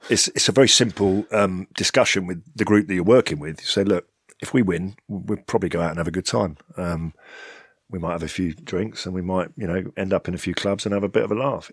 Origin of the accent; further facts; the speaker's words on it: London, United Kingdom; I'm born and bred in London